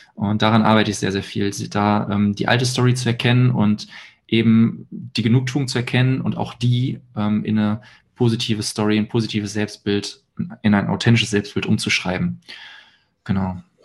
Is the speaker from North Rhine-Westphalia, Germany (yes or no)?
yes; Hilden, North Rhine-Westphalia, Germany; ich wohne in Hilden bei Düsseldorf, da auch jetzt komplett auch meine Wohnung auflöse